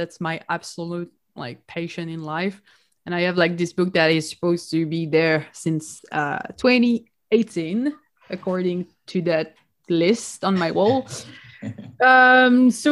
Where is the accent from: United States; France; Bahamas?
France; Nice, Provence-Alpes-Côte d'Azur; moved away as an adult; also born or lived in Paris; now in Canada; I live in Canada, but I am originally from Nice. I was born there.